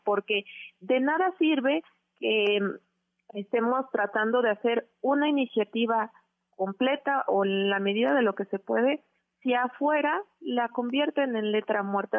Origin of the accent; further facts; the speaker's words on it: Oaxaca, Mexico; moved away as an adult; now in Mexico City, Mexico; yo soy de Oaxaca y que no soy de la Ciudad de México